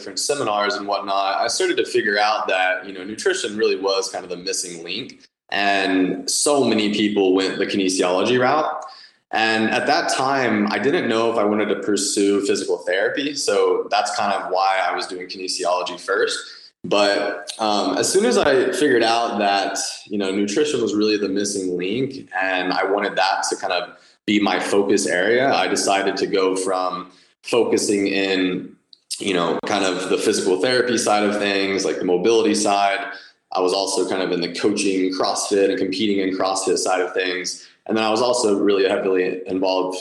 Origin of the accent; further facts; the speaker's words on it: Dallas, Texas, United States; I'm born and raised in Dallas, Texas, lived here my whole life